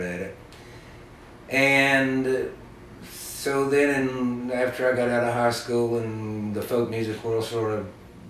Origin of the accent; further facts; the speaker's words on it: East Tennessee, United States; now in Western North Carolina, United States; where I was living in East Tennessee, where I grew up